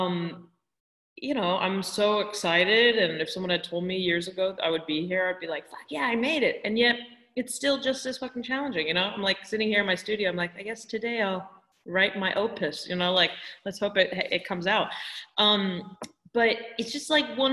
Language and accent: English; California, United States; I was born and raised in California